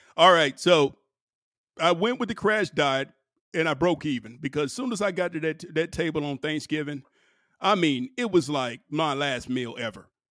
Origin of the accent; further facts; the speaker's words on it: Durham, North Carolina, United States; I grew up there in Durham